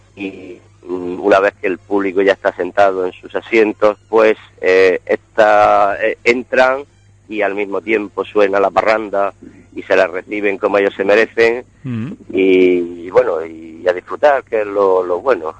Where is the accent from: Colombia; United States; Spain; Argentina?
Spain; Region of Murcia; como buenos murcianos amantes de la gastronomía